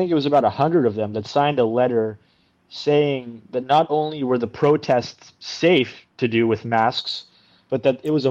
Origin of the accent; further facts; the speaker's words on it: Canada; also born or lived in India; I'm from India, by the way. That's where I was born. And then we came to Canada when I was about 4 years of age